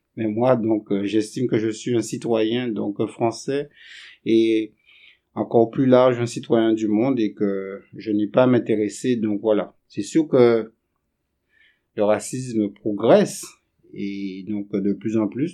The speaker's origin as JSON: {"language": "French", "country": "Guadeloupe", "tie": "born or raised there", "also_born_or_lived": "Montpellier", "moved": "as an adult", "said": "Je suis originaire euh, donc des Antilles et plus précisément de la Guadeloupe"}